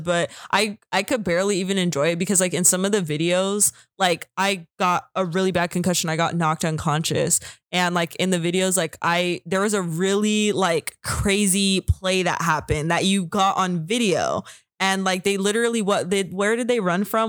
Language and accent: English; California, United States; I'm from California